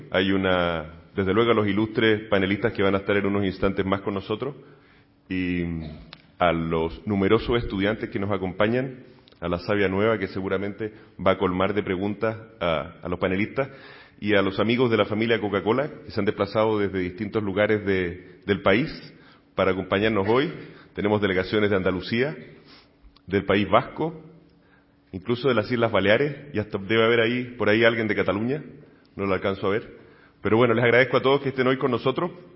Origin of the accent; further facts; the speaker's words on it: Chile; now in Spain; trabajé durante muchos años en medios de comunicación en mi país, en Chile